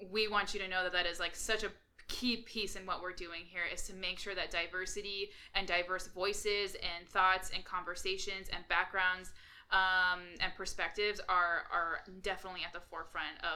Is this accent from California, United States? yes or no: yes; California, United States; we're from California